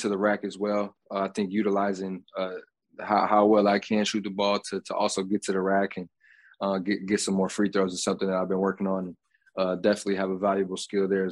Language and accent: English; Grand Rapids, Michigan, United States; Grand Rapids, Michigan, and my hometown